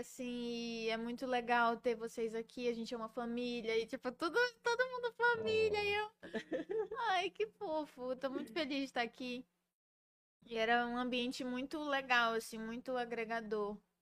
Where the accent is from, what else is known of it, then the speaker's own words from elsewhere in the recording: Belém, Pará, Brazil; sou de Belém